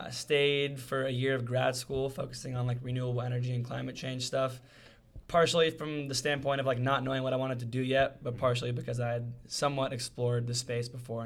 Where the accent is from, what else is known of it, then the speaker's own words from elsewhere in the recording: Long Beach, California, United States; also born or lived in Berkeley, California; So I'm actually more from your area. I'm from Long Beach originally.